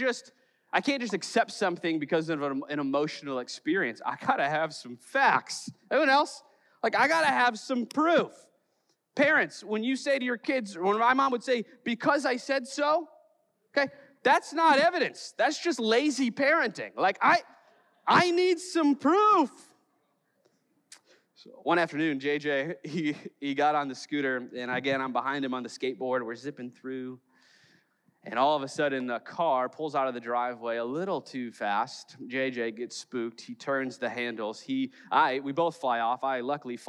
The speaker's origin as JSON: {"language": "English", "town": "Chicago", "region": "Illinois", "country": "United States", "said": "I'm from Chicago"}